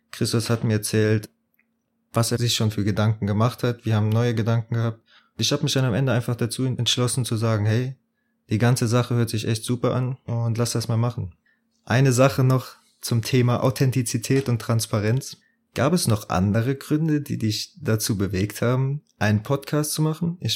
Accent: Bitburg, Rhineland-Palatinate, Germany; born there; now in Munich, Germany; studiere in München, komme gebürtig aus Bitburg. Die Hälfte der Leute weiß wahrscheinlich gar nicht, wo Bitburg liegt. Aber jeder kennt das Bier, ja, ist genau aus der Stadt. Und ja, ist halt in äh, Südwestdeutschland.

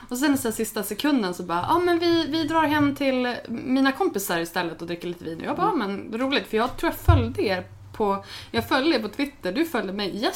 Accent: Örnsköldsvik, Västernorrland County, Sweden; moved away as an adult; Alltså jag började blogga när jag flyttade från Övik. Um, alltså jag flyttade från Övik, det här var hösten 2001. Jag hade precis fyllt, eller jag fyllde 21 på våren. Hade slutat min utbildning, eh, var ganska trött på Övik.

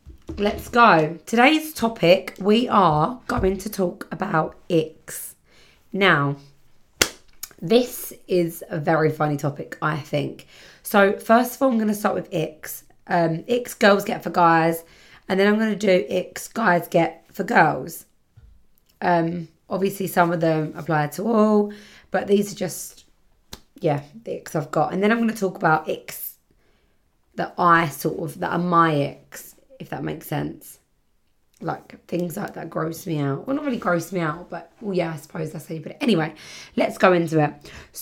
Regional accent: Birmingham, West Midlands, United Kingdom; I always talk like I'm from Birmingham. I'm from Birmingham. I don't know if that's the right sort of accent, but I'm from Birmingham.

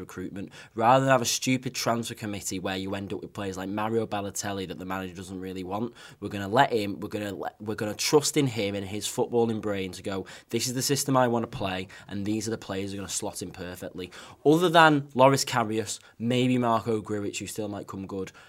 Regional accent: Wigan, North West England, United Kingdom; I'm from Wigan

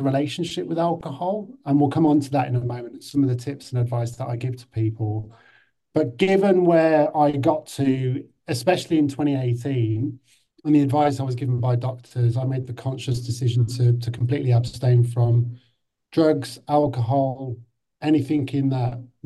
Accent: Birmingham, West Midlands, United Kingdom; moved away; also born or lived in London; I was brought up in Birmingham in the 80s.

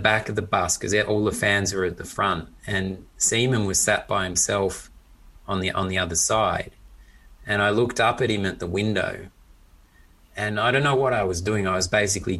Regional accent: Australia; having grown up in Australia and sort of at school being teased for being a Pom, even though I'd grown up in Australia

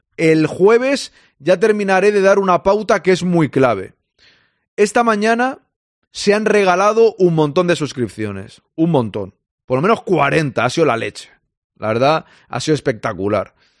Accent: Catalonia, Spain; yo soy catalán

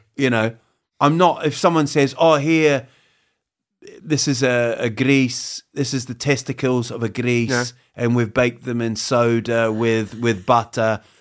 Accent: New Zealand; moved away as an adult; also born or lived in Huddersfield, England; now in Sweden; I grew up in New Zealand

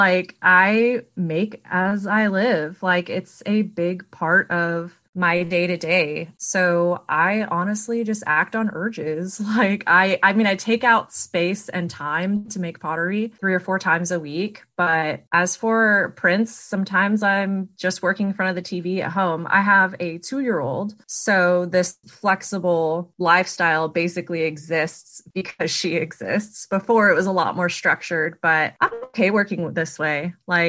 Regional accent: McAllen, Texas, United States; now in Knoxville, United States; owner and artist and maker of Blanket Fort Studios. I'm from McAllen, Texas, but I currently live in Knoxville, Tennessee, and it's where I plan to stay.

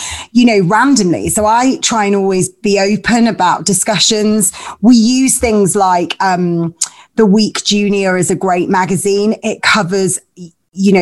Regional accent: Leeds, Yorkshire and the Humber, United Kingdom; My parents are both Greek Cypriot. They met at university and then I grew up in Leeds

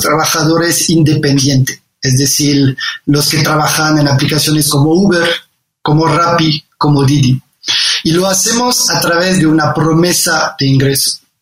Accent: Condé, Hauts-de-France, France; Spanish is a second language; moved away as an adult; also born or lived in Paris, France; now in Mexico; yo soy del norte de Francia, nací en un pueblo que se llama Condé, muy, muy cerca de, Inglaterra.

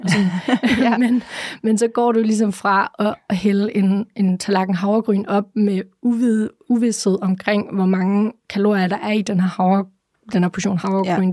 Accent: Aalborg, North Denmark Region, Denmark; jeg er fra Aalborg

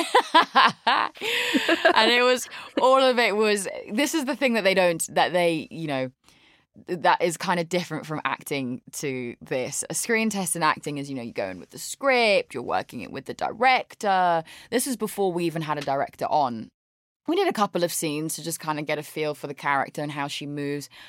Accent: London, United Kingdom; moved away as an adult; now in Los Angeles, United States; I grew up in London in the UK. There's the accent.

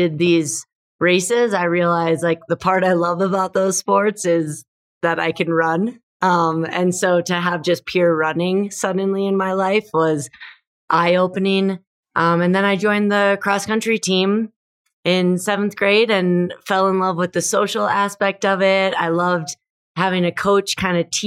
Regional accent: Minnesota, United States; moved away as an adult; also born or lived in Denver, Colorado; I grew up in Minnesota. I have two brothers and our family was just really active.

